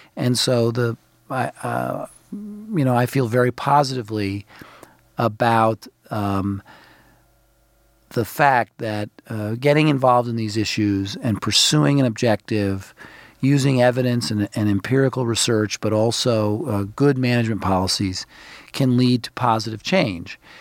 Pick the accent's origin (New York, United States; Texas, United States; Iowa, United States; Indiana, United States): New York, United States; New York City; now in Washington, United States; I grew up in Brooklyn, New York. I think of myself as a New York City person.